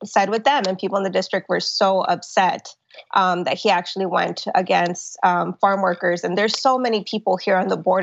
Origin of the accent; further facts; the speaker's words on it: Laredo, Texas, United States; the people here in my hometown of Laredo